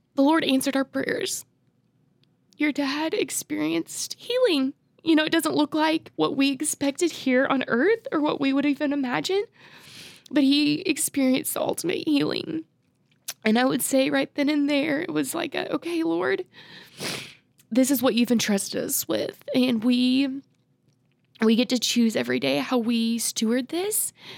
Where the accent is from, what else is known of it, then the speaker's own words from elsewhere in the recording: Oklahoma, United States; grew up in Oklahoma